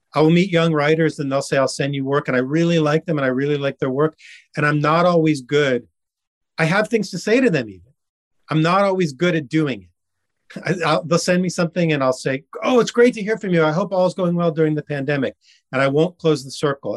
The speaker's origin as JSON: {"language": "English", "town": "Miami", "region": "Florida", "country": "United States", "tie": "born or raised there", "moved": "yes", "lives_now": "Ridgewood, United States", "said": "I grew up in Miami"}